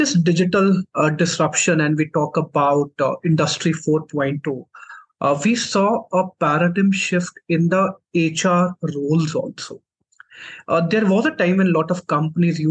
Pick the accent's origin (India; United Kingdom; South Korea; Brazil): India; Jammu, Jammu and Kashmir; So I'm from Jammu and Kashmir. So I did my complete education in Jammu itself